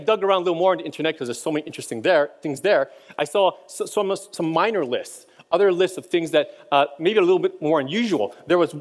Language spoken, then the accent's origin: English; Hawaii, United States; moved away as an adult; also born or lived in Boston; when I was a kid, I grew up in Hawaii